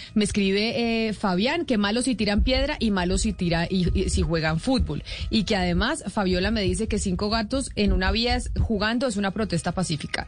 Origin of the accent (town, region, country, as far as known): Colombia